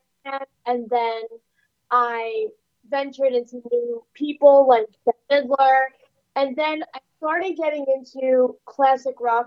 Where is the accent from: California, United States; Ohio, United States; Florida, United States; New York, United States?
New York, United States; New York City; I was born and raised in Staten Island, New York